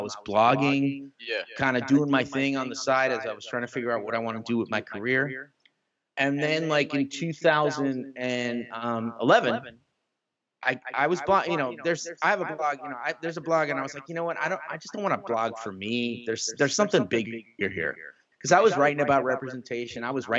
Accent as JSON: {"language": "English", "town": "Bronx", "region": "New York", "country": "United States", "said": "You think because I'm from the Bronx. I know where Harlem is. I remember 125th Street."}